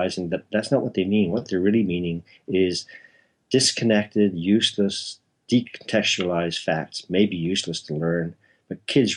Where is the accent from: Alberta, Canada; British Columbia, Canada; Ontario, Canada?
Ontario, Canada; Toronto; born or raised there; also born or lived in Belfast, Northern Ireland